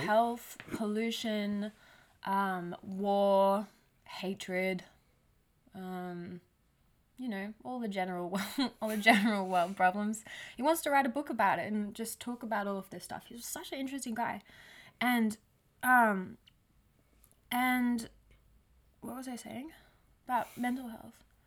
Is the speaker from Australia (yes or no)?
yes; Australia; I'm Australian too